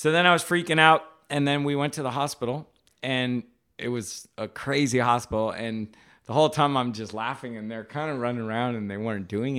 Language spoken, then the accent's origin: English; Hawaii, United States; moved away; I'm from Hawaii originally. Grew up surfing, skating, taking photos, making art